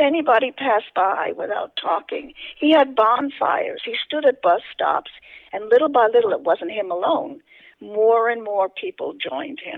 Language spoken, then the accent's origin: English; New York City, New York, United States; I grew up in the South Bronx, which was a very poor neighborhood